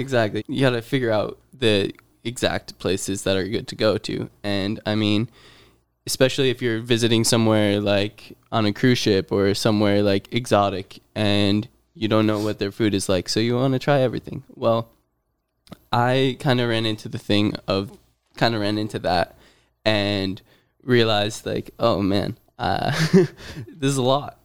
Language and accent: English; near Scranton, Pennsylvania, United States; moved away; moved my way up to my hometown in Pennsylvania near Scranton area